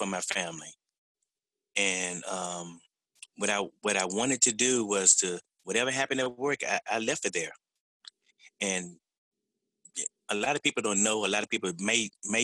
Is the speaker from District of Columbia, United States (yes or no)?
yes; Washington, District of Columbia, United States; I was born and raised in the Southeast